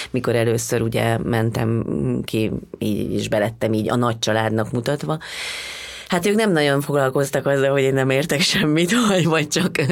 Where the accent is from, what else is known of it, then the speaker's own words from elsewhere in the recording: Hungary; és mondom ezt magamra, mert én, én is magyar vagyok